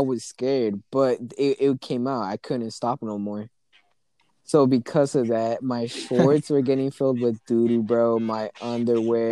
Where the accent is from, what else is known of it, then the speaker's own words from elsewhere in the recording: United States; It's my parents' home country because I was born here in the U.S.